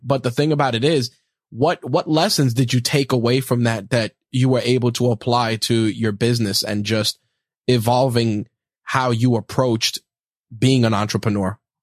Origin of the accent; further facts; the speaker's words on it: New York, United States; being a New Yorker